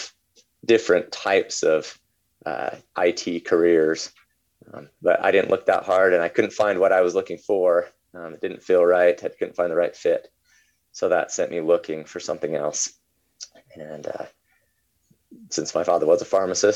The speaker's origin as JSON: {"language": "English", "region": "Utah", "country": "United States", "tie": "born or raised there", "moved": "as an adult", "said": "I was born and raised in Utah until I was about 20 years old"}